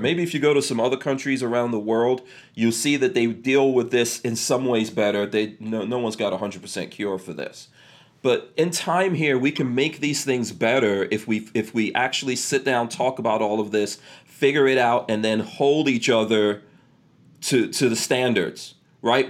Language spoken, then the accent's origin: English; New York City, New York, United States; I grew up in New York City in the crack 80s